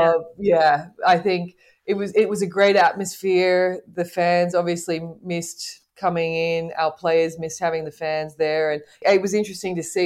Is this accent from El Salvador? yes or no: no; Australia; now in Morocco; as an Australian